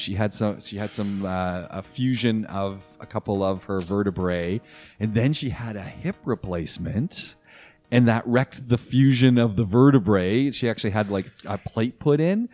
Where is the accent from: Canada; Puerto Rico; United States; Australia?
Canada; moved away; my home country, Canada